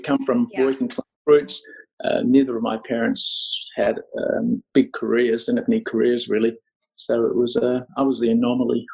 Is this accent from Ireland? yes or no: no; Australia; moved away as an adult; also born or lived in Scotland / Sydney / Los Angeles; now in Cambodia; Born in Scotland, yeah. I, uh, my family emigrated when I was five years old, so I grew up in in Australia.